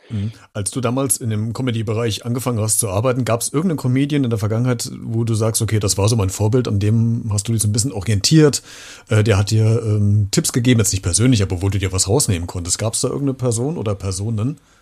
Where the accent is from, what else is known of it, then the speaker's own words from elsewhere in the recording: Central Hesse, Germany; ich als leitender Mittelhesse